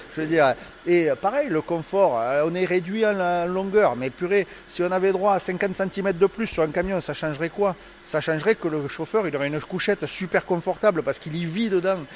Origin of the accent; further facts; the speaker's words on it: Toulouse, Occitania, France; accent: toulousain; Avec l'accent toulousain, au nord de la Suède